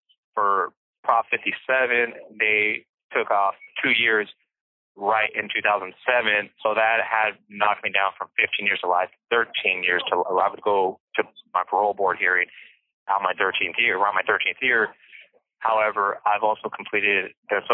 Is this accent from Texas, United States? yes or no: no; Bakersfield, California, United States; I was born in Bakersfield, California